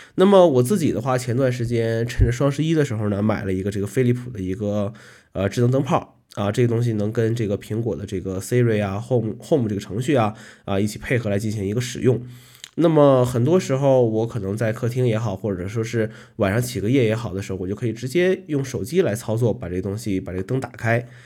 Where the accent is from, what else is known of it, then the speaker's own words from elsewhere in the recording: Northeast China, China; moved away as an adult; now in Kunming, China; 从小生活在这个东北地区